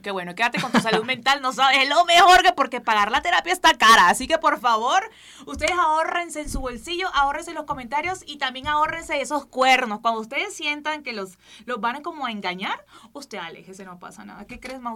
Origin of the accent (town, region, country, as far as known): Barranquilla, Atlántico, Colombia